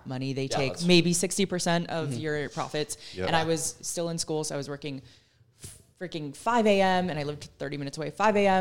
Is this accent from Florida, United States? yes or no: yes; Tampa, Florida, United States; I am from Tampa